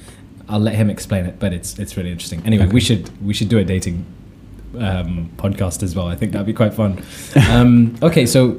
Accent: London, United Kingdom; moved away as an adult; now in Amsterdam, Netherlands; I'm a Londoner. Like, I'm I'm from London. Like, I definitely felt that way. And I also felt like a little bit like, I'm Pakistani

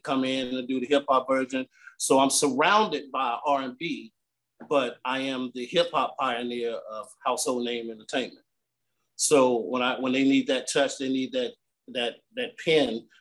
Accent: North Carolina, United States; also born or lived in Richmond, Virginia; now in Columbus, United States; I originated from North Carolina, moved to Richmond, Virginia, then made my way to Columbus, Ohio.

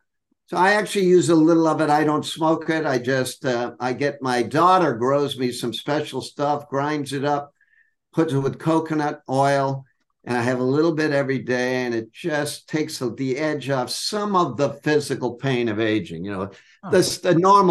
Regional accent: Boston, Massachusetts, United States; in Boston, Massachusetts, September 1950

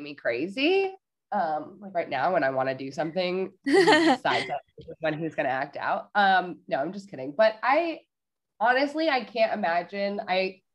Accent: Connecticut, United States; moved away; I'm from Connecticut, so I have friends in Connecticut

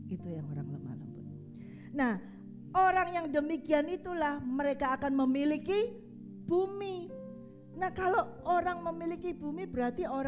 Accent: Surabaya, East Java, Indonesia; accent: Surabaya; Saya ini orang Surabaya. Kalau suruh ngomong seperti orang Solo, orang Jawa Tengah nggak bisa. Orang Surabaya ngomongnya bang bang bang bang kasar seperti itu. Ya bahasa saya itu bahasa Surabaya seperti itu.

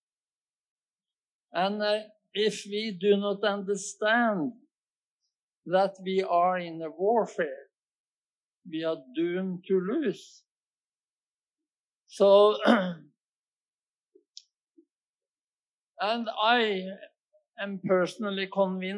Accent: Norway; I'm a Norwegian, that means I am from Europe

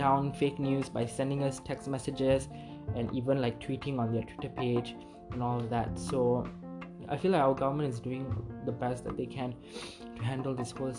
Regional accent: Malaysia; as Malaysian

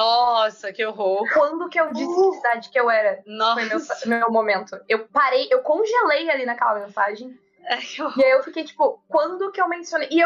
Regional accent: South Region, Brazil; eu sou sulista

